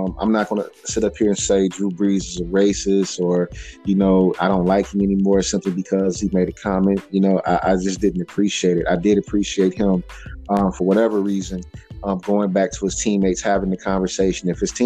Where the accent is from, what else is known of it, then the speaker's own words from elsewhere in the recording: Ohio, United States; I was born in Ohio